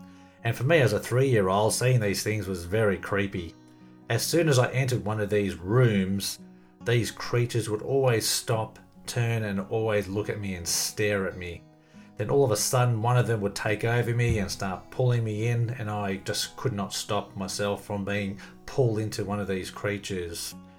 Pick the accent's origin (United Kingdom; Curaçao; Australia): Australia; Melbourne, Victoria; born there; I was born in Melbourne, Australia in 1966.